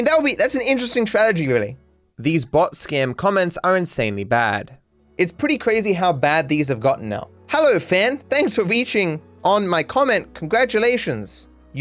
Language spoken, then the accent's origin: English; Australia; being Australian